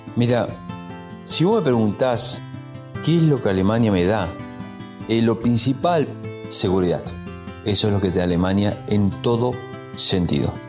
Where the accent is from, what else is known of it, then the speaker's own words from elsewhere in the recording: Mendoza, Argentina; moved away; vengo de Mendoza